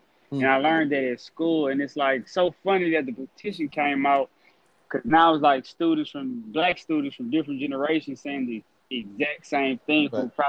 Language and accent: English; Lake Charles, Louisiana, United States; I'm from Lake Charles, Louisiana.